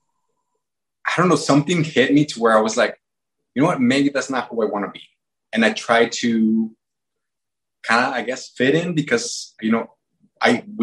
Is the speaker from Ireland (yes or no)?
no; Mexico; growing up in Mexico